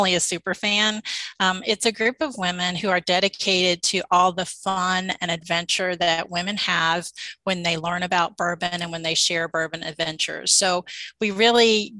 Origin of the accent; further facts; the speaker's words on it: Louisville, Kentucky, United States; moved away as an adult; also born or lived in Nashville, Tennessee; I grew up in the Louisville, Kentucky area, and I lived in Nashville for about 17 years. And when we moved back here